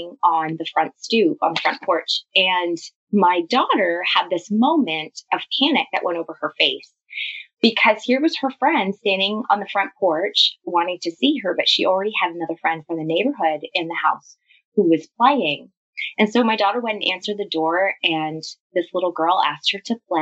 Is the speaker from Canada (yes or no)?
yes; Canada; I'm Canadian. I live in a city just outside of Toronto called Lundy